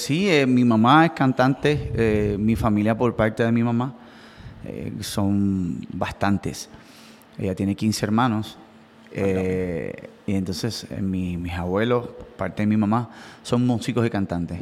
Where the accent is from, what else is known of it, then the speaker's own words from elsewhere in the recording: Coamo, Puerto Rico; nosotros somos de Coamo